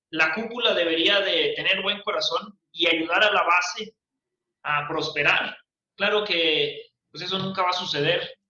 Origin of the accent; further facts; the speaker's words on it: Mexico; nosotros como mexicanos